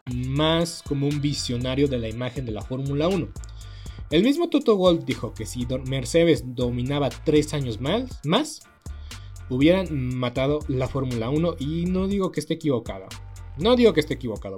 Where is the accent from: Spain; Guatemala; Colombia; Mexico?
Mexico; somos mexicanos